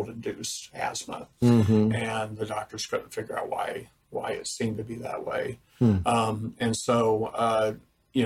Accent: Greensburg, Indiana, United States; I grew up in Greensburg, Indiana, just an hour, you know, northwest, up the road.

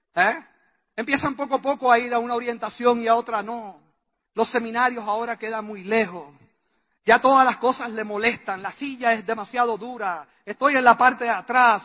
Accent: Puerto Rico; La respuesta mía, puertorriqueña

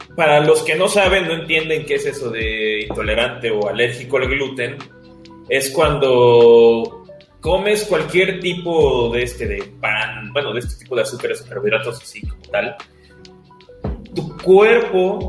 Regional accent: Mexico; somos mexicanos

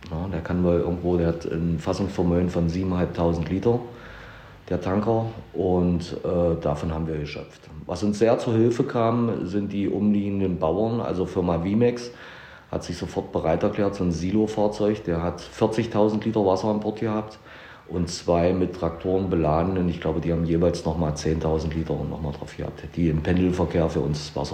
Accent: Köthen, Saxony-Anhalt, Germany; wir sind aus Köthen, wir sind alarmiert worden

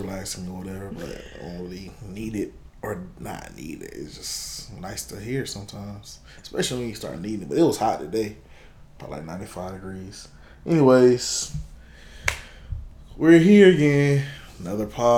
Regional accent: Tallahassee, Florida, United States; I'm not from the Bay. I'm from Tallahassee, Florida

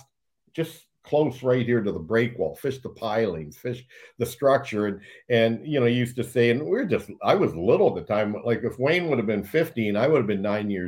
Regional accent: Blenheim, Ontario, Canada; me and another buddy from Blenheim, my hometown

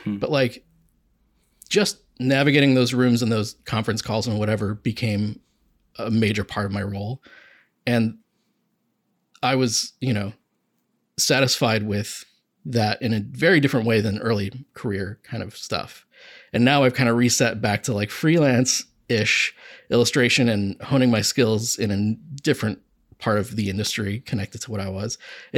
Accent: Akron, Ohio, United States; Like I grew up in Akron and I was doing advertising there.

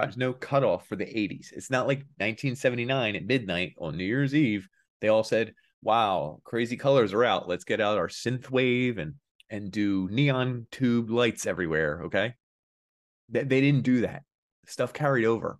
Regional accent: Philadelphia, Pennsylvania, United States; I'm more Philly than him, too

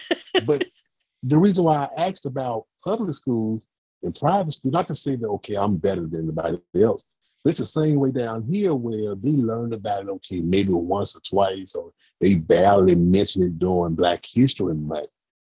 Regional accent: Alabama, United States

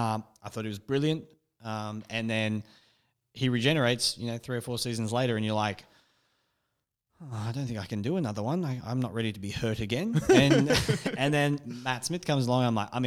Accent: United Kingdom; I know we're British, but like Cricket.

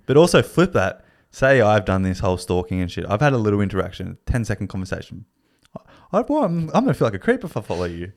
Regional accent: Australia; being Australian

